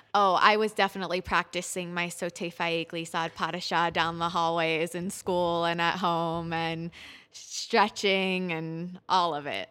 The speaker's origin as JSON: {"language": "English", "town": "Pittsburgh", "region": "Pennsylvania", "country": "United States", "tie": "born or raised there", "moved": "as an adult", "said": "I grew up in Pittsburgh at Pittsburgh Youth Ballet"}